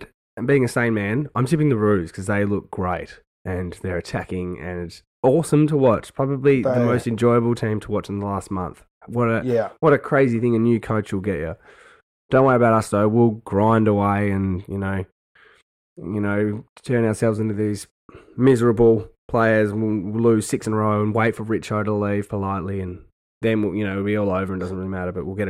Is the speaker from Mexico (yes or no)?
no; Tasmania, Australia; My home state.